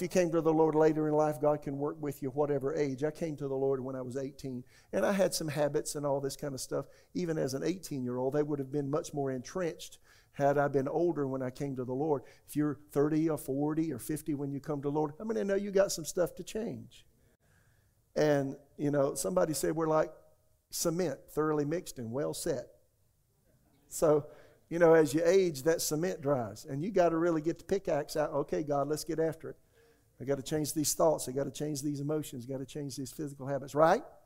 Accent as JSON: {"language": "English", "town": "Florence", "region": "South Carolina", "country": "United States", "tie": "born or raised there", "also_born_or_lived": "Tulsa, Oklahoma / Raleigh, North Carolina", "moved": "as an adult", "said": "my hometown, Florence, South Carolina"}